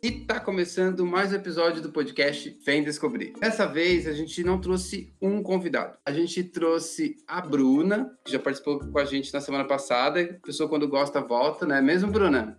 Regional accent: Brazil; moved away as an adult; quando eu saí do Brasil, eu já saí com 38 para 39

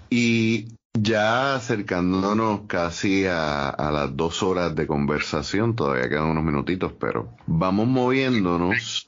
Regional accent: Ponce, Puerto Rico; soy de Ponce

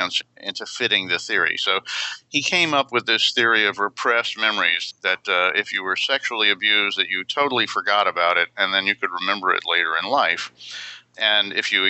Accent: Atlanta, Georgia, United States; I grew up in Atlanta, Georgia.

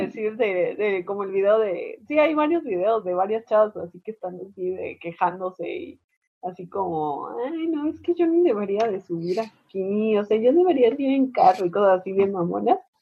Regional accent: Mexico; Nosotros como buenas mexicanas

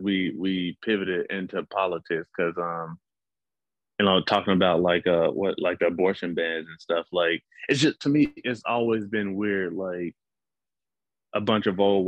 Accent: Mississippi, United States; moved away; I'm from Mississippi, like, so racism was like, it was second nature, like, to the point where like I almost, like, until I left Mississippi, I didn't really like grasp how bad it was because it was all I grew up around.

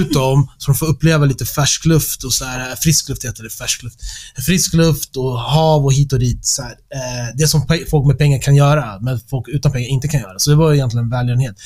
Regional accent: Stockholm, Stockholm County, Sweden; Jag växte upp i Stockholm

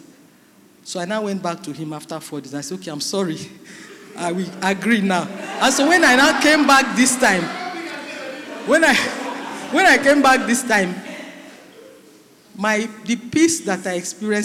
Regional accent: Delta, Nigeria; I'm from Delta, I'm Urobo

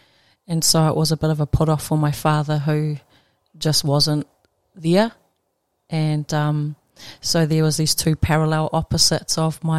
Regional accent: Gisborne, New Zealand; Ko Ngāti Porou te iwi, the tribe that I belong to, is Ngāti Porou, no te Tairawhiti ahau. I'm from Gisborne in New Zealand.

